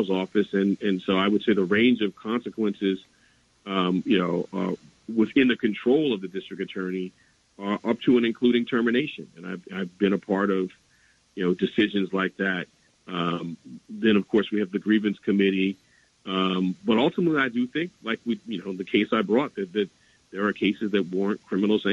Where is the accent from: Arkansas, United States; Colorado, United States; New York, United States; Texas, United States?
New York, United States; New York City; I grew up in Harlem during the mid-80s